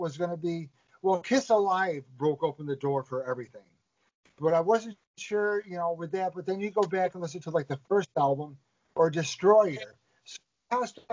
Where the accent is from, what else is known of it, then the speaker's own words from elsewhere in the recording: New York, United States; Being from New York